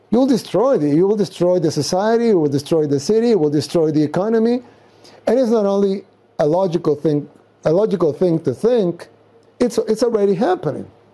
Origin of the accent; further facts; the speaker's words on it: El Salvador; also born or lived in Nuevo Cuscatlán; I'm from El Salvador, third world country in Central America.